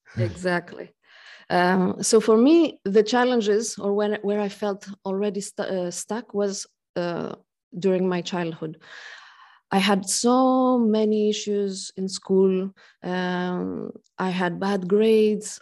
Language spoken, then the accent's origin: English; Greece; now in Switzerland; I come from Greece. I'm half Greek, half French, and I live in Switzerland